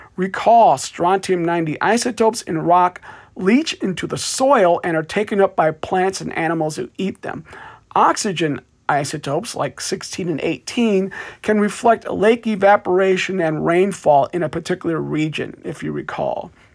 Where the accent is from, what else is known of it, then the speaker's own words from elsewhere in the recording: Davenport, Iowa, United States; my hometown of Davenport, Iowa